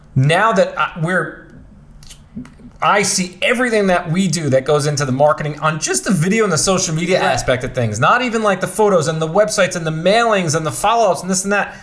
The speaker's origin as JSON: {"language": "English", "town": "New York City", "region": "New York", "country": "United States", "tie": "born or raised there", "said": "I was born and raised in Bensonhurst, Brooklyn"}